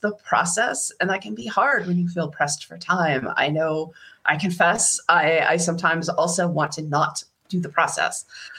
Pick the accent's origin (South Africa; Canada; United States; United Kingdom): United States; Boston, Massachusetts; accent: Boston; But when I'm home, my accent is very thick. 1, 2, 3, foa. That's a foa, yeah.